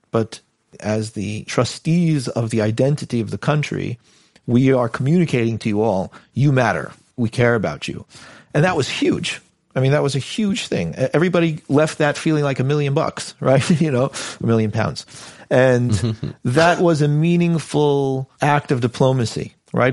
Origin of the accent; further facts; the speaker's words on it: United States; moved away as an adult; now in United Kingdom; I'm an American kid